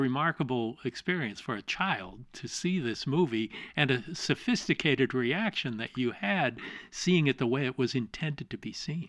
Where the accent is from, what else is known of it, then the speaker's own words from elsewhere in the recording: Los Angeles, California, United States; I'm a guy who was born in L